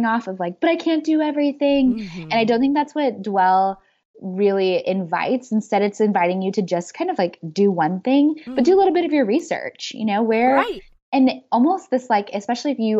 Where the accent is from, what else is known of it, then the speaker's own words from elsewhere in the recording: Midwest, United States; moved away; I grew up in the Midwest